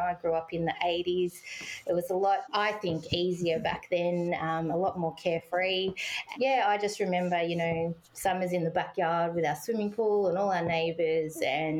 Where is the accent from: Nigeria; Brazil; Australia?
Australia; Hoppers Crossing, Victoria; I grew up in Hoppers Crossing, Werribee, and at the time it was, really small town